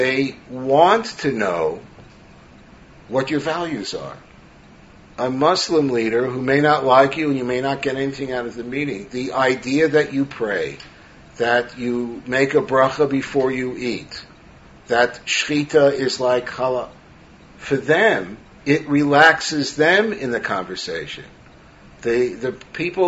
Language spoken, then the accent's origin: English; New York City, New York, United States; growing up in Brooklyn, New York